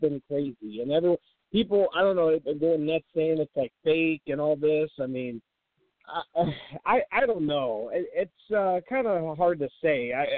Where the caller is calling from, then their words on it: St. Louis, Missouri, United States; from St. Louis.